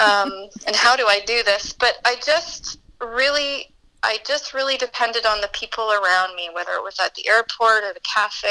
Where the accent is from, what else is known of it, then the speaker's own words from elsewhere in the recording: Williams Lake, British Columbia, Canada; I was raised in the Chilcotin in a rural community, and then Williams Lake was where I graduated from and started my young adult life.